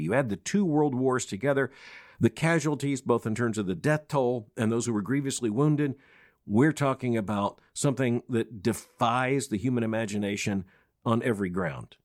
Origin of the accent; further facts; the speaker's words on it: Florida, United States; growing up in Florida